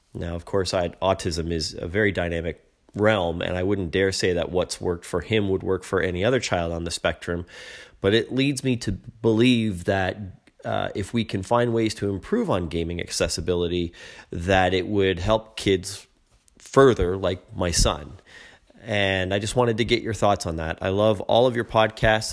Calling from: Toronto, Ontario, Canada; I'm calling from Toronto

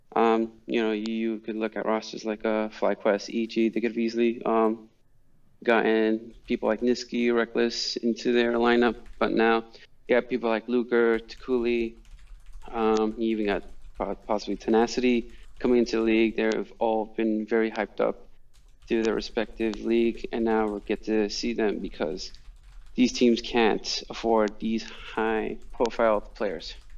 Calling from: New Rochelle, New York, United States; I'm calling from New Rochelle, New York

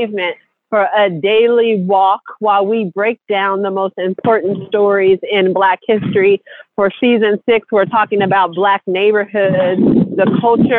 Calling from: Washington, District of Columbia, United States; I'm calling in from Washington, D.C., out on these streets walking.

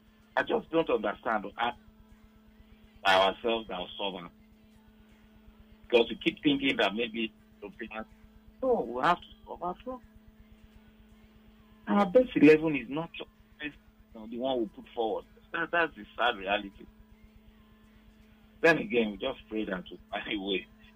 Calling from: Ireland; I'm calling from Ireland.

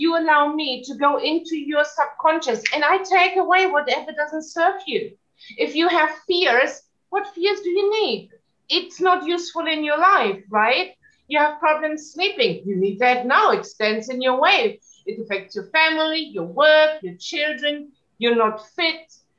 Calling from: Valencian Community, Spain; Yes, I'm zooming in from Spain, from the mainland, from the Costa Blanca. It's a beautiful part of Spain.

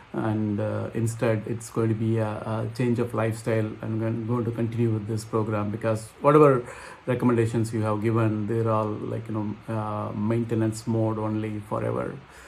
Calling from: Philadelphia, Pennsylvania, United States; I'm calling from Philadelphia, Pennsylvania in US.

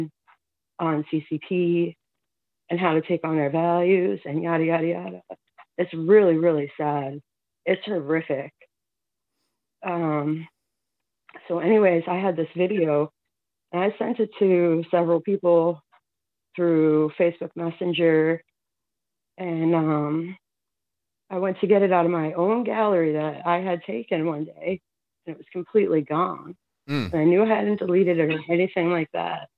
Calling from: Massachusetts, United States; I'm calling from Massachusetts.

